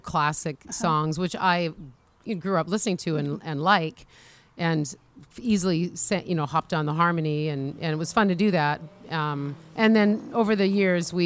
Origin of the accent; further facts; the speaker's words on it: Alberta, Canada; moved away as an adult; also born or lived in Washington State; now in United States; I'm from Alberta, Canada